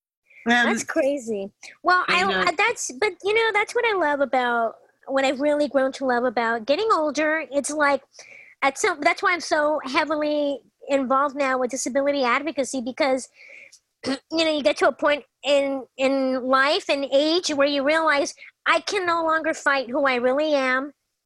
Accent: Los Angeles, California, United States; now in Palm Springs, United States; Well, as you know, I'm originally from Los Angeles. Grew up in LA, lived there my whole life

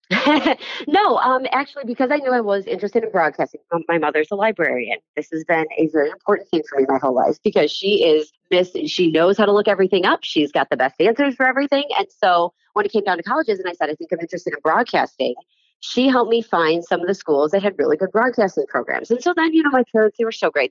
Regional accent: Amherst, New York, United States; now in Buffalo, United States; Growing up in Amherst was great

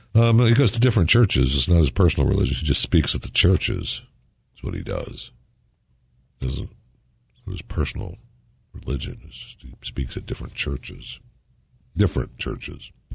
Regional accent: Michigan, United States; I was born in Michigan

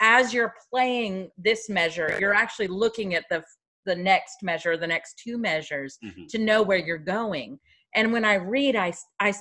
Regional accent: Kentucky, United States; I grew up in Kentucky, which is educational wise, like 48 or 49 out of the states.

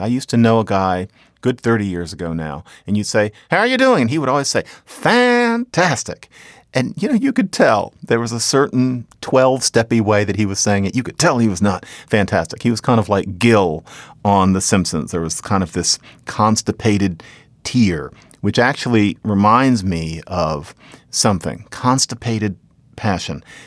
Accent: Philadelphia, Pennsylvania, United States; I'm from there

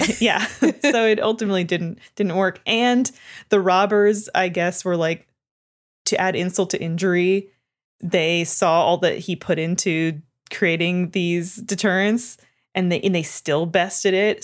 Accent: Canada; I'm from Canada

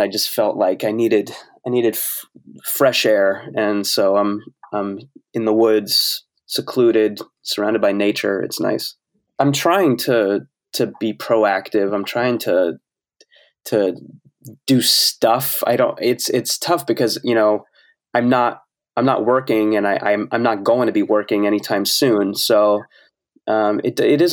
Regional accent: New Jersey, United States; I grew up in New Jersey and it was in close proximity to New York

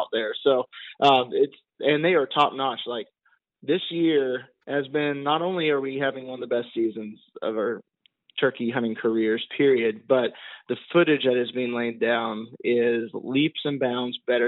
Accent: the South, United States; we are from the South, we say hunting, so it's the hunting, no G on in the hunting

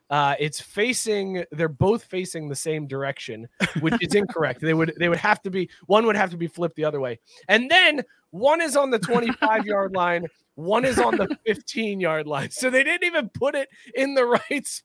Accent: Texas, United States; I'm from Texas.

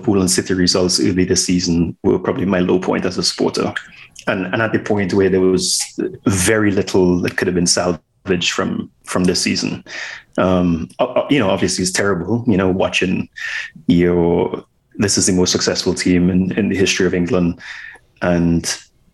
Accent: Trinidad & Tobago; Born and raised in Trinidad and Tobago

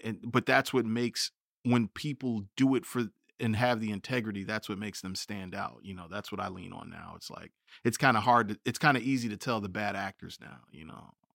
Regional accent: United States; being American

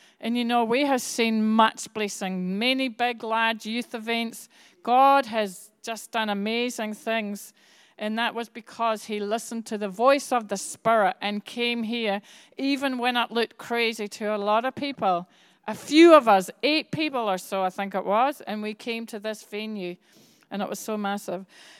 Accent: Bradford, Yorkshire and the Humber, United Kingdom; born there; I was born in Yorkshire. I was born in Bradford.

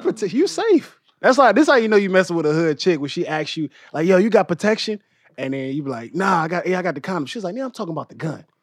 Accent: Louisiana, United States; also born or lived in Inglewood, Los Angeles; now in Los Angeles, United States; I'm from Louisiana

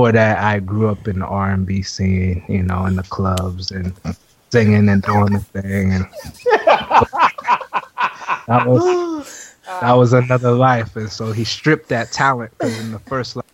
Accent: United States; moved away; my hometown area, D.C., Maryland

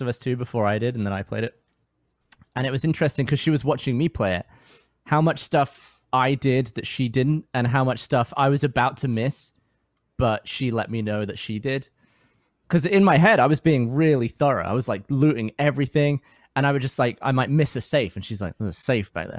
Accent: England, United Kingdom; now in Austin, United States; as a Brit

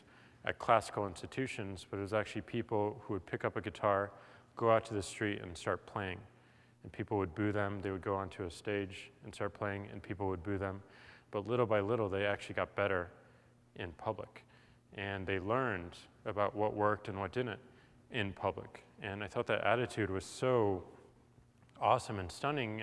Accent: St. Louis, Missouri, United States; moved away; I come from St. Louis, Missouri

